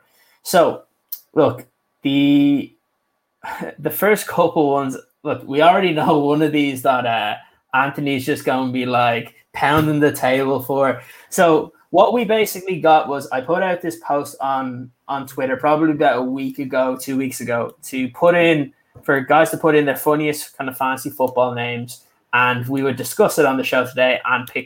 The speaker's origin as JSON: {"language": "English", "country": "Ireland", "said": "I'm an Irishman"}